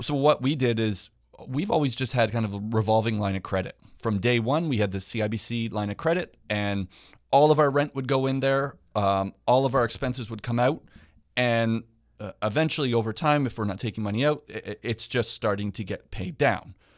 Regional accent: Hamilton, Ontario, Canada; now in Niagara, Canada; I'm actually from Hamilton. I live in Niagara now

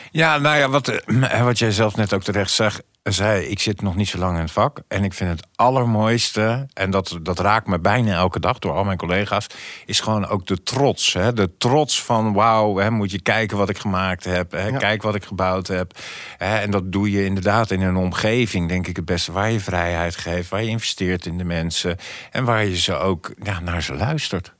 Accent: The Hague, South Holland, Netherlands; ik ben Hagenees

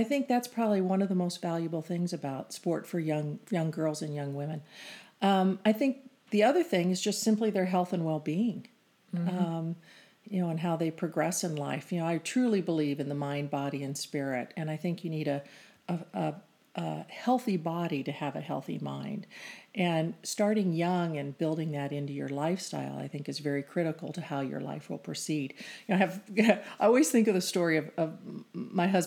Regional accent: Phoenix, Arizona, United States; I grew up in Phoenix and won at a Phoenix high school

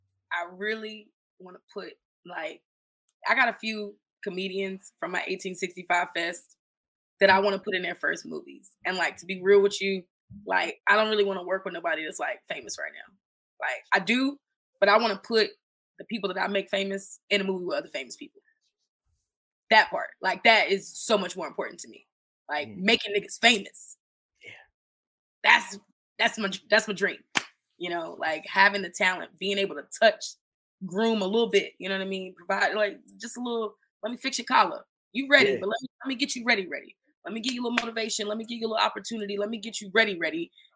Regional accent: North Carolina, United States; also born or lived in New York / Florida; I'm originally from North Carolina. I've moved home multiple times by myself, you know, started my first business in Florida.

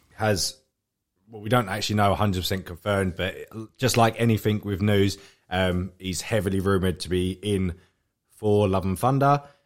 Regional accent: England, United Kingdom; we're English

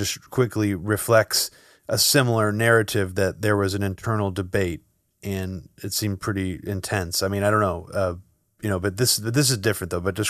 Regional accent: Pleasanton, California, United States; We grew up in Pleasanton, which is right, the city next to Livermore.

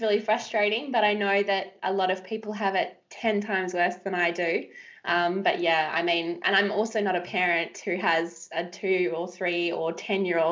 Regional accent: Western Australia, Australia; I grew up in West Australia, ocean born, love the surf

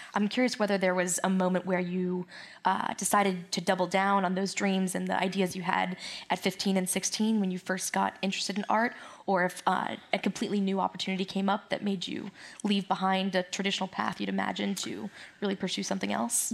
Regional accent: South Florida, United States; coming from South Florida.

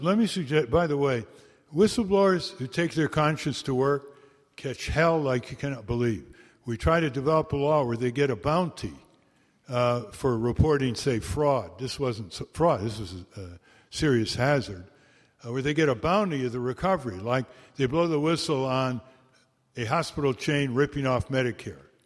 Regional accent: Connecticut, United States; We started the first law museum in the world last September in my hometown in Connecticut

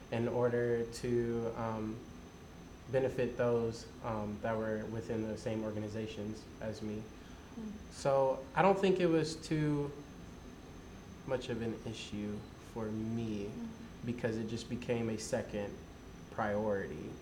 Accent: Poplar Bluff, Missouri, United States; moved away; also born or lived in Kansas City; It's the color of my old school colors in Poplar Bluff. That's where I'm originally from, but I'm from Kansas City

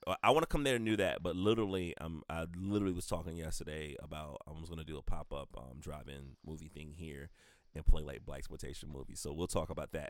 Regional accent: the South, United States; now in Columbia, United States; identification as a black person growing up in the South

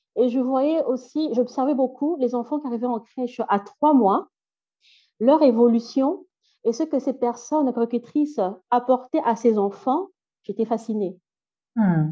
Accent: Brussels, Brussels-Capital Region, Belgium; first language French; also born or lived in Democratic Republic of the Congo; now in Flanders, Belgium; je, suis née ici, donc j'ai grandi, mes études ont, été faites ici en Belgique, euh, à Bruxelles

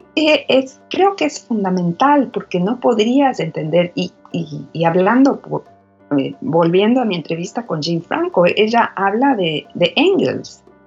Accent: Quito, Pichincha, Ecuador; moved away as an adult; also born or lived in New York, United States; now in Austin, United States; Nací en Quito, en Quito. Soy quiteña. Y de ahí es toda mi familia, toda mi familia está ahí. Salí de Quito a los 26

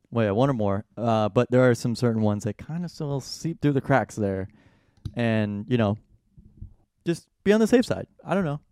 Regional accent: Saint Charles, Missouri, United States; my hometown of sweet old Saint Charles, Missouri

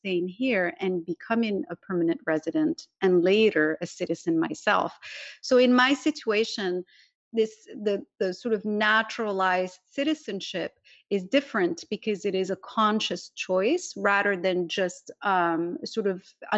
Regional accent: Morocco; moved away as an adult; now in California, United States; I was born in Morocco, which is a constitutional monarchy

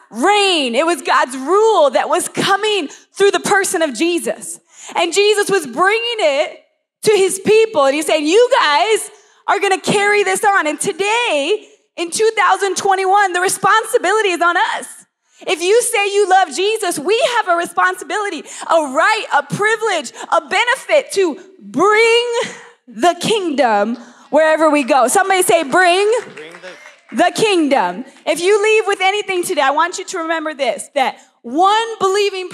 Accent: Las Vegas, Nevada, United States; moved away as an adult; I grew up here

